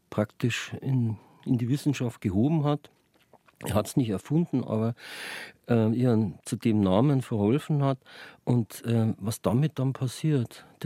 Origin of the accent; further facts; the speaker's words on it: Munich, Bavaria, Germany; born there; Gebürtiger Münchner, aber durch den Beruf meines Vaters, der Landesvermesser war, waren wir halt ständig unterwegs.